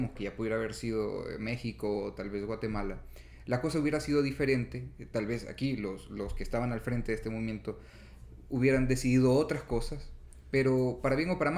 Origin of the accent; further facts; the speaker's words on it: El Salvador; lo que como salvadoreños, como centroamericanos, no salvadoreños, como centroamericanos somos, lo que compartimos